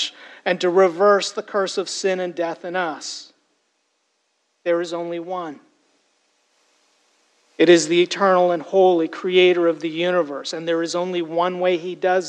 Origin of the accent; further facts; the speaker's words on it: Toronto, Ontario, Canada; Growing up in Toronto